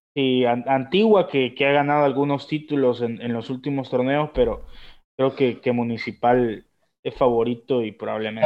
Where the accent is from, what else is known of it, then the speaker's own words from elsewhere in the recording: El Salvador; nosotros en El Salvador